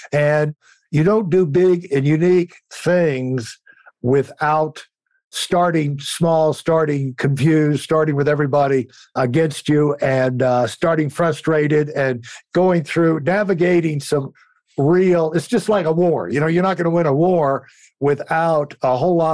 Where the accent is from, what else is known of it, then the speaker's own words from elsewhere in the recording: Connecticut, United States; the idea of growing up in Connecticut, when I think of Connecticut, you think of basically it's wrong, but you think of wealth.